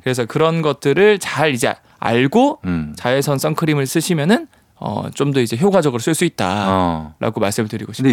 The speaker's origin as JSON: {"language": "Korean", "town": "Changnyeong", "region": "South Gyeongsang", "country": "South Korea", "tie": "born or raised there", "said": "저 부산. 부산인데 부산 위에 그 창녕이라고 있어요."}